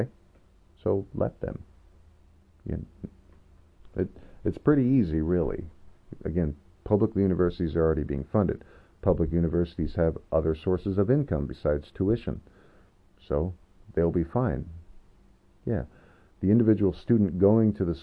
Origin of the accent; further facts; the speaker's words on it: Skagit Valley, Washington, United States; I went to a community college in my hometown, Sketch Valley College.